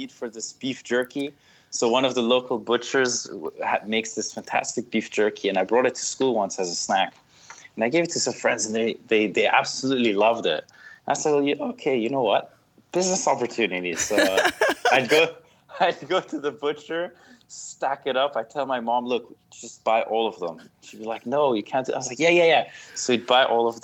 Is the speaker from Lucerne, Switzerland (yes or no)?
no; Gstaad, Bern, Switzerland; I grew up in Gstaad. My father's from Gstaad. So I grew up in Switzerland